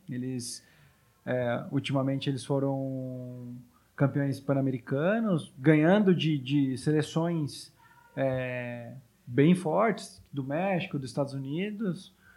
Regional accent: Taubaté, São Paulo, Brazil; now in São Paulo, Brazil; na minha cidade, graças a Deus, existe uma pista pública, onde eu sou natural de Taubaté

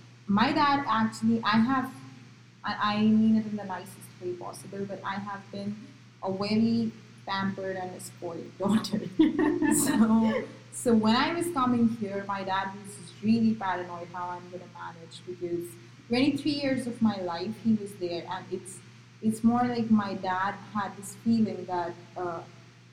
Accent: Gujarat, India; first language Marathi; English is a second language; moved away as an adult; also born or lived in Maharashtra; now in United States; I was born in Maharashtra but brought up in Gujarat.

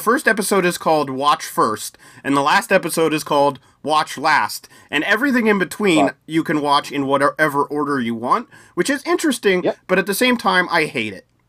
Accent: United States; as an American

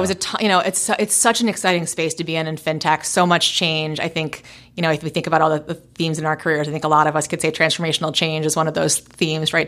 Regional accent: New York City, New York, United States; moved away as an adult; now in Portland, United States; a native New Yorker, born and raised in New York City

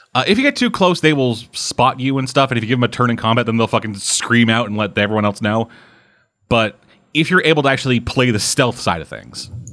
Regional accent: Canada; You guys make Canadian jokes at me

